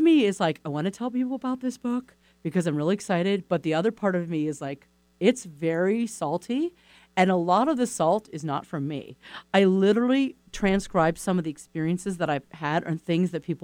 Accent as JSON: {"language": "English", "region": "East Coast", "country": "United States", "said": "I'm from the East Coast"}